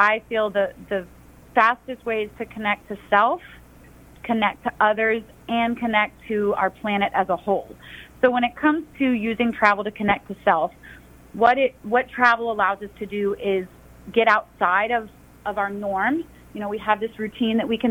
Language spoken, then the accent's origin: English; Atlanta, Georgia, United States; I'm from Atlanta, born and raised